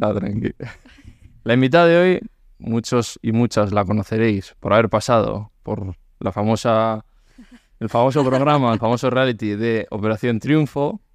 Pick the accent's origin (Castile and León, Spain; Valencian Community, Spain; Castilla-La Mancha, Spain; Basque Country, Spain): Basque Country, Spain; yo soy vasco